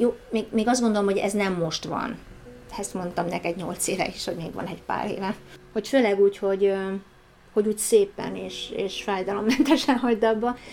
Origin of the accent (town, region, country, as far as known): Hungary